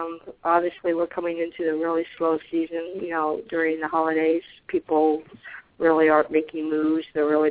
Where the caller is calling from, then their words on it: Arizona, United States; I'm calling from Arizona.